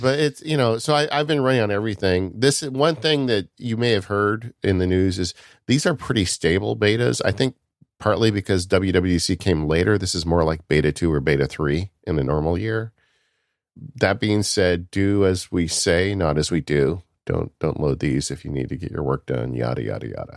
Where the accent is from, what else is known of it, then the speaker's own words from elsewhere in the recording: California, United States; growing up in California